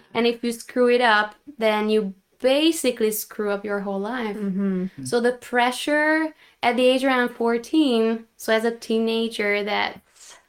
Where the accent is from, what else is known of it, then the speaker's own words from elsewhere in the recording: Hungary; Growing up in Hungary